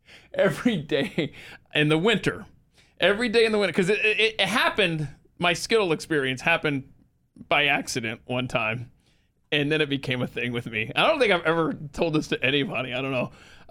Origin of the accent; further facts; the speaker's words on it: Georgia, United States; also born or lived in New Jersey; Right, and I had no idea growing up in Georgia and stuff until I lived up in Western Jersey and actually went to a NASCAR race there in the Poconos.